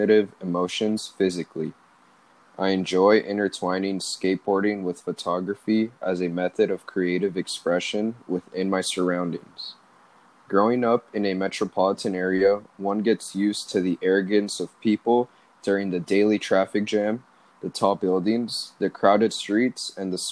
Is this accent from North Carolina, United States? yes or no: no; Los Angeles, California, United States; Riding my skateboard around the many neighborhoods that make Los Angeles